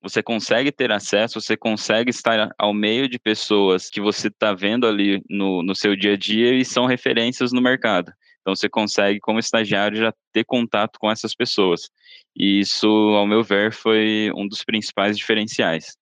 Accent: Sorocaba, São Paulo, Brazil; moved away as an adult; now in São Paulo, Brazil; Sou do interior, sou de Sorocaba me mudei aqui para São Paulo desde que comecei aqui no banco.

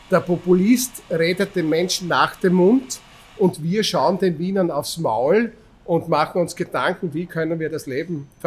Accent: Styria, Austria; Ich bin ein Steirer. Mein Großvater war Pole, sozusagen. Also wir kommen irgendwie, wir halt aus dem Habsburger Reich

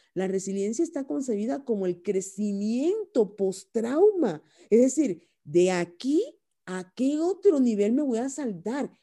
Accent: Cuba; moved away as an adult; also born or lived in Spain; now in Mexico; soy originaria de Cuba

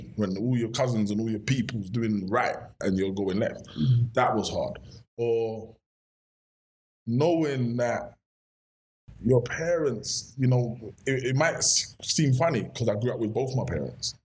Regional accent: London, United Kingdom; also born or lived in Brixton; Born and raised in Kennington. Spent a lot of my teenage years growing up in Brixton

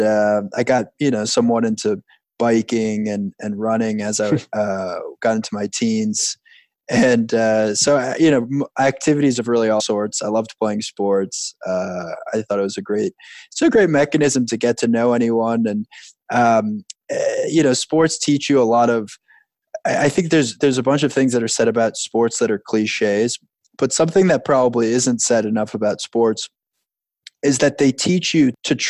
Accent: Long Island, New York, United States; I grew up on Long Island

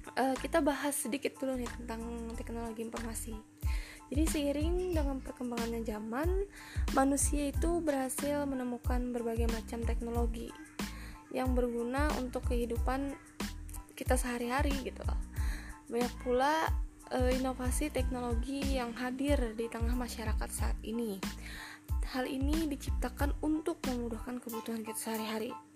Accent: Kotabaru, South Kalimantan, Indonesia; daerahku ya yaitu Kabupaten Kota Baru

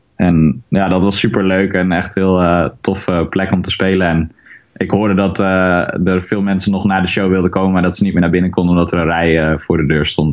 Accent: Haren, Groningen, Netherlands; ik ben eigenlijk hier opgegroeid in Haren

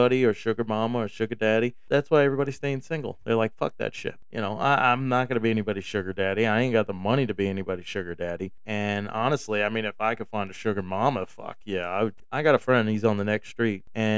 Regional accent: New York, United States; moved away; also born or lived in Texas; I came from New York

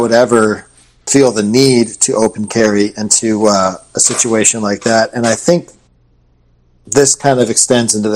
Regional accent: Michigan, United States; now in Florida, United States; I'm from Michigan, and I still have friends and family that live there.

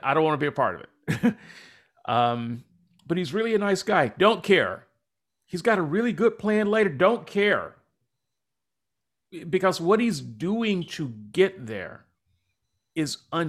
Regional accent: United States; Because he's British. I'm just a Yank.

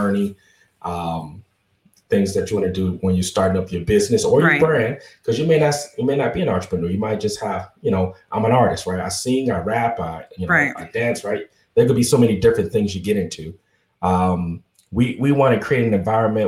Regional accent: Miami, Florida, United States; moved away as an adult; now in Central Florida, United States; I'm from Miami, Florida. Born and raised, of course, in Dade County specifically.

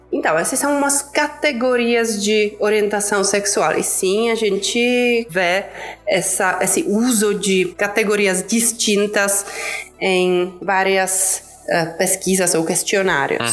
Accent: Czechia; Portuguese is a second language; moved away as an adult; also born or lived in Prague; now in São Paulo, Brazil; eu sou da República Tcheca, então como eu falei, não sou brasileira brasileira

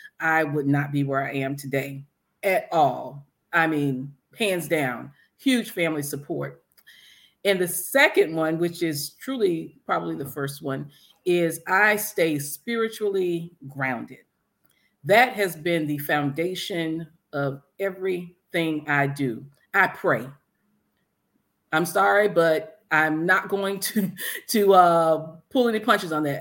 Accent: Broward County, Florida, United States; I was born and raised here in Broward.

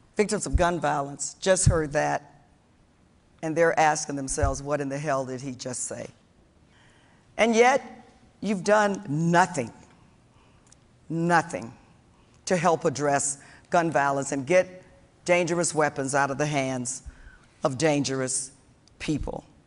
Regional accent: Florida, United States; I grew up in Florida

